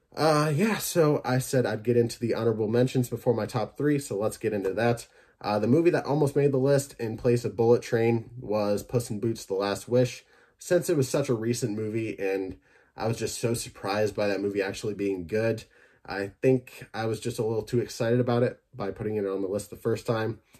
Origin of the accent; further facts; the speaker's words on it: Michigan, United States; my home state